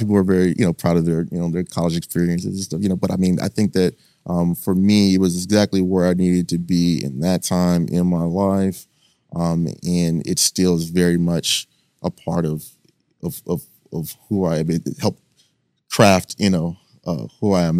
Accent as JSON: {"language": "English", "region": "North Texas", "country": "United States", "moved": "as an adult", "said": "coming from, you know, the suburbs in, in, in North Texas"}